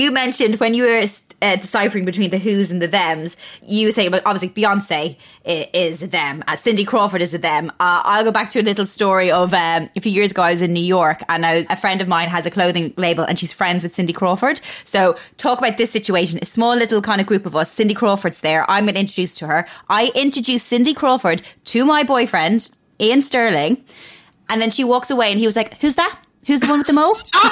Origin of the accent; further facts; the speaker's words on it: Ireland; as an Irish person